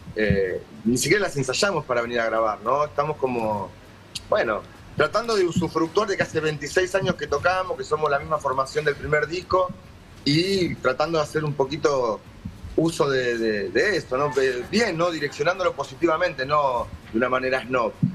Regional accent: Conurbano, Buenos Aires Province, Argentina; somos blancos, sí, pero también somos argentinos y conocemos y somos de conurbano

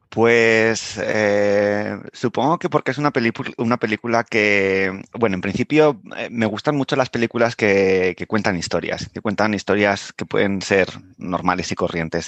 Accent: Madrid, Community of Madrid, Spain; moved away; yo soy de, Aluche, con esos edificios de ladrillo rojo que tenemos en Madrid

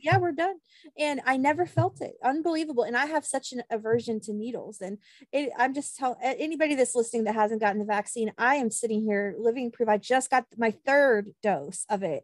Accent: Kansas, United States; moved away; I'm originally from Kansas

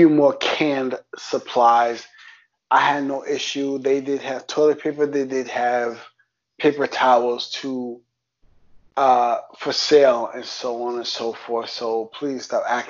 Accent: New York City, New York, United States; accent: New York; as a New Yorker, if you can hear my accent, New York

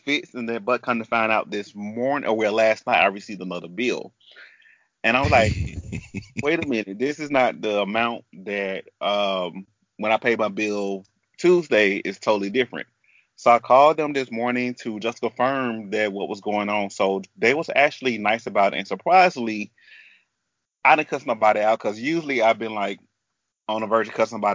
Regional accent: the South, United States; I grew up in the South

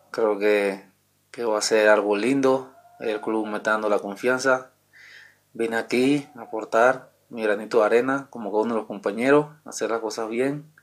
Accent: Panama; Eh, vengo de Panamá, que campeón goleador en el torneo actual allá.

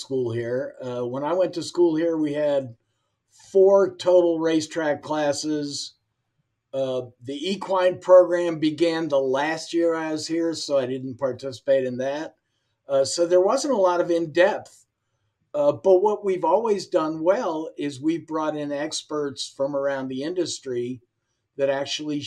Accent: Pittsburgh, Pennsylvania, United States; I'm from Pittsburgh, so my dad started taking me to Waterford Park when I was 9 or 10 years old

